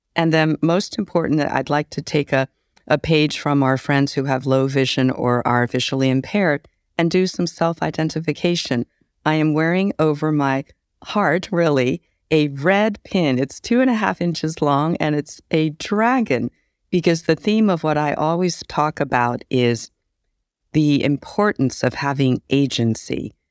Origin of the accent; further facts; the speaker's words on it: California, United States; So I'm Chinese American, an immigrant child. I was brought here as a young child